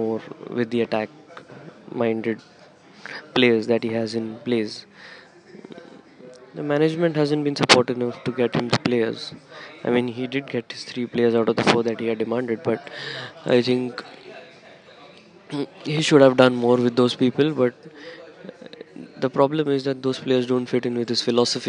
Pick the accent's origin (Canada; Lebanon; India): India; I'm from India